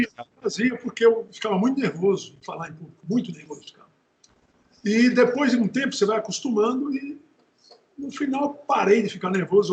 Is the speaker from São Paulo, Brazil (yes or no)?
no; Natal, Rio Grande do Norte, Brazil; Nasci em Natal